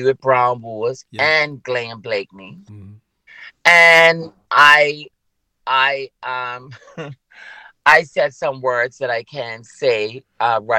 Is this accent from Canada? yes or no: no; Bermuda; I'm from Bermuda. How many times have I told you, girl, that I am from Bermuda? This is where I'm from. This is my home.